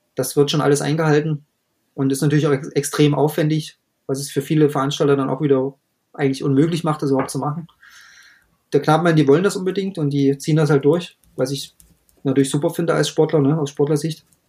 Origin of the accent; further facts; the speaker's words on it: Germany; bei uns in Deutschland